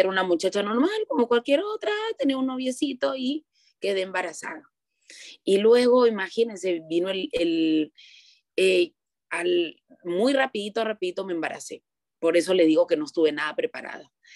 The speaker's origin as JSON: {"language": "Spanish", "country": "Peru", "said": "soy de Perú"}